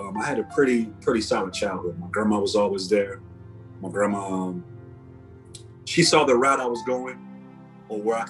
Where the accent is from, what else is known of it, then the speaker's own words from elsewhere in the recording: Chicago, Illinois, United States; I'm from Cabrini Green. That's where I was born and raised